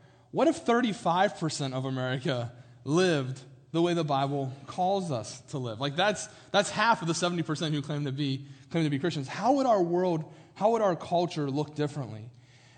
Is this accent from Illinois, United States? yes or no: no; Morgantown, West Virginia, United States; now in Pennsylvania, United States; I'm from Morgantown, West Virginia, and it's still like borderline Northeast. Like Northeast, I think, starts in like PA, but we're like a mile from PA where I grew up